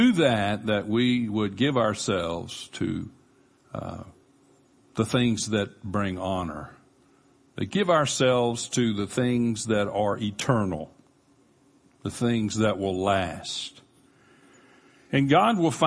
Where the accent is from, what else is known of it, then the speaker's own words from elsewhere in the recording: Panama City, Florida, United States; we grew up in Panama City, near Panama City Beach